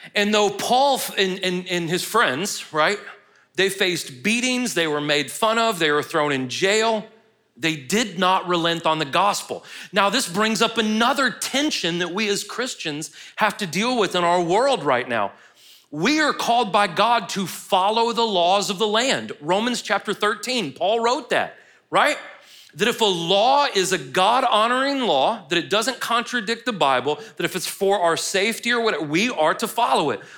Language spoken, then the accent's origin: English; United States